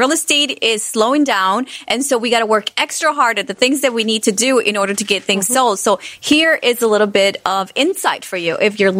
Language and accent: English; Honduras; now in Chicago, United States; I'm from Honduras, so I miss the mountains and the beach and then the trees